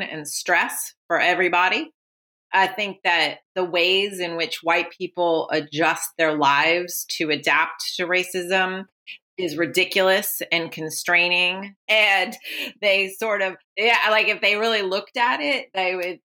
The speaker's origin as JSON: {"language": "English", "town": "Oakland", "region": "California", "country": "United States", "tie": "born or raised there", "said": "I was born in Oakland"}